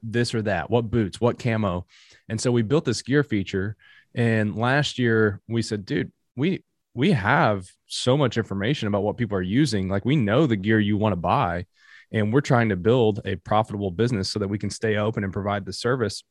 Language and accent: English; Appalachia, United States; I'm from Appalachia